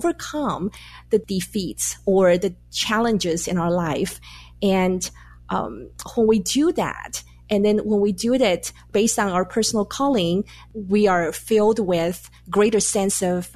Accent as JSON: {"language": "English", "country": "Taiwan", "tie": "born or raised there", "moved": "as an adult", "lives_now": "United States", "said": "I was born and raised in Taiwan, and I came to the U.S. to go to graduate school."}